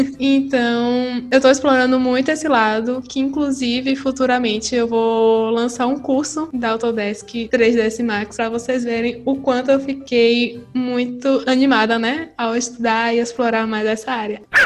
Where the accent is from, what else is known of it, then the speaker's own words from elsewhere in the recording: Salvador, Bahia, Brazil; moved away as an adult; now in Portugal; eu sou natural de Salvador, Bahia